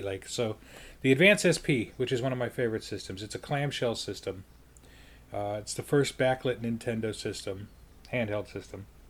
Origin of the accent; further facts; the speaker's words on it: Colorado Springs, Colorado, United States; my hometown in Colorado Springs